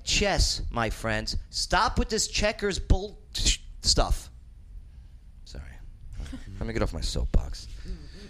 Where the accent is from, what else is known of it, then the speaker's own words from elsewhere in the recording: New Jersey, United States; accent: New York; moved away as an adult; also born or lived in Nyack, New York; now in Clarksville, United States; I'm a Jersey born, New York lived